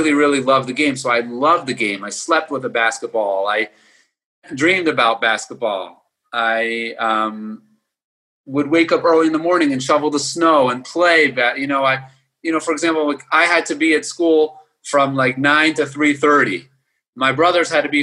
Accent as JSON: {"language": "English", "town": "Baltimore", "region": "Maryland", "country": "United States", "tie": "born or raised there", "said": "I grew up in Baltimore, Maryland"}